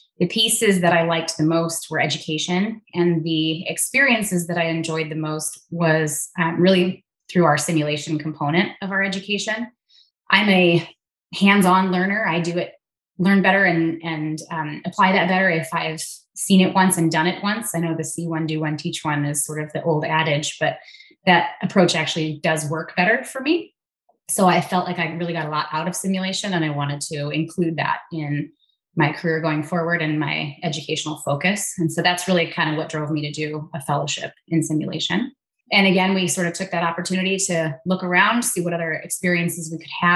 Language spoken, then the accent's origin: English; Southern California, United States; moved away as an adult; now in Minnesota, United States; I am from Southern California originally, born and raised